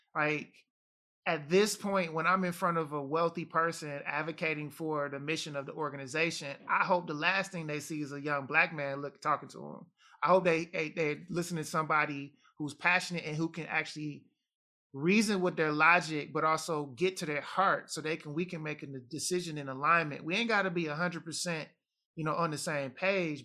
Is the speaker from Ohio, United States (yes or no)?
no; Detroit, Michigan, United States; also born or lived in Jamaica; I'm Detroit American